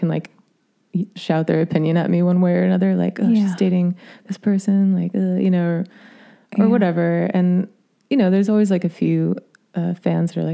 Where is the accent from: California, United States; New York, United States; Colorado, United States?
California, United States; Sacramento; also born or lived in Los Angeles, California; I grew up in Sacramento